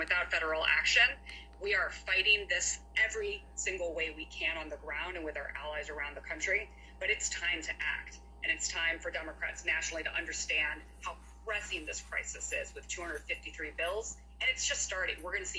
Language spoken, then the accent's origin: English; Ohio, United States; that's what we're going to need to look at in my home state of Ohio and other tough states.